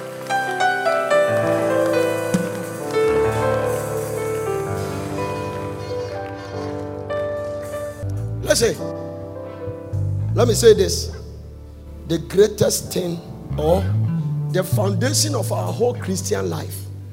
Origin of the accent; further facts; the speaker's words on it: Ghana; moved away; I'm from Ghana.